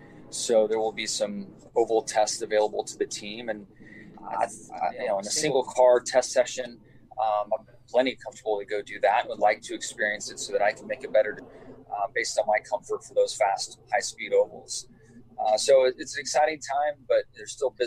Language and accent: English; Southern California, United States; moved away; I grew up in Southern California, grew up racing on 2 wheels, racing dirt bikes